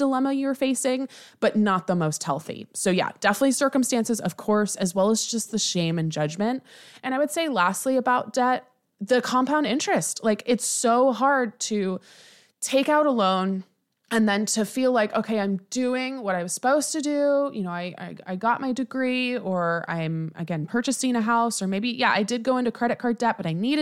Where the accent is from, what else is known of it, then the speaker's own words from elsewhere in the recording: United States; I'm American